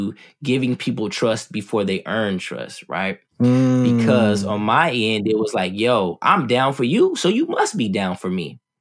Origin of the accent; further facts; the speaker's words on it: West Covina, California, United States; also born or lived in Ontario, California; I grew up in Southern California, West Covina in Ontario, 35 miles east of Los Angeles.